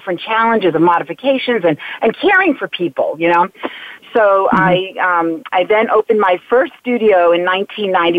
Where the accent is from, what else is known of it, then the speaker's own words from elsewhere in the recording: Natick, Massachusetts, United States; also born or lived in Long Island, New York; we moved to Massachusetts when I was 3 years old, and I grew up in a town called Natick